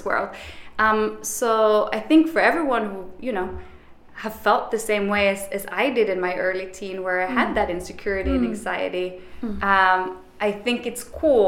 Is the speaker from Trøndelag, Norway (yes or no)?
no; Bergen, Vestland, Norway; moved away as an adult; now in New York, United States; I am from Bergen, the rainiest city in Europe